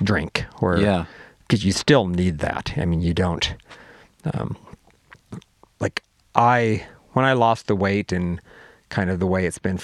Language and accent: English; Madras, Oregon, United States; I grew up in Madras, which is 20 miles away